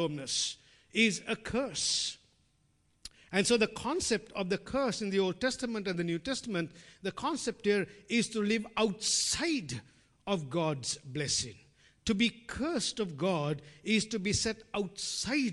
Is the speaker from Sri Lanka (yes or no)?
yes; Sri Lanka; moved away; growing up in Sri Lanka